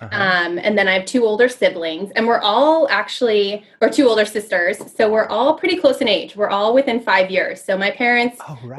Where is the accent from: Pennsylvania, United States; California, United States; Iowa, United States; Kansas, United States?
California, United States; Orange County; So I'm from Orange County. I'm an Orange County girl.